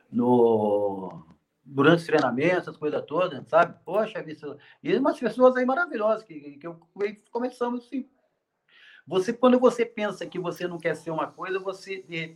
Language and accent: Portuguese; São Paulo, Brazil; a gente, a gente é, do interior de São Paulo, essas coisas todas, eu falei, pô, eu quero conhecer um, eu quero conhecer uma Europa